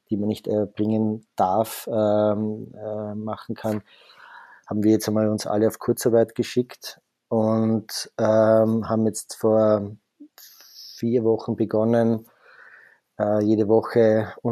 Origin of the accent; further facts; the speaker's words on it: Vienna, Austria; born there; ich bin gebürtiger Wiener